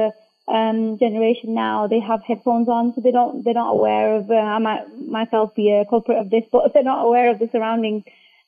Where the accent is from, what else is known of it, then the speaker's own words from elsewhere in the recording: Bradford, Yorkshire and the Humber, United Kingdom; I'm from Bradford